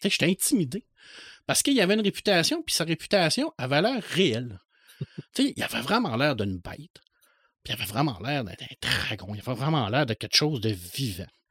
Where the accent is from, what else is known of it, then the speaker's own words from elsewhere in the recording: Saguenay, Quebec, Canada; moved away as an adult; now in Rivière-du-Loup, Canada; Je suis natif de Ville-de-l'Abbé, je suis un gars du Saguenay.